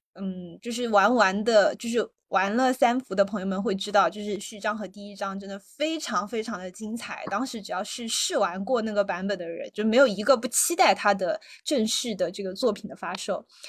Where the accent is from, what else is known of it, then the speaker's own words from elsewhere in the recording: Sichuan, China; 因为就是我也是四川人嘛